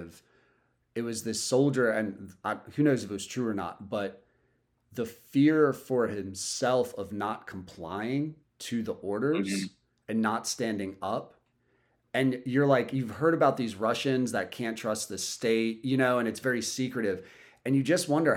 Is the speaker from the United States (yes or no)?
yes; United States; as a kid growing up in America